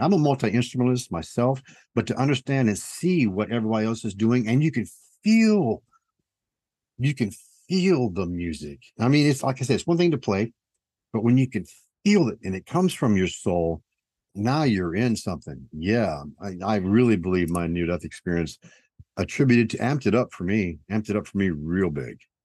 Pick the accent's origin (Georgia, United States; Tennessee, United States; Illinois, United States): Tennessee, United States; I'm from Tennessee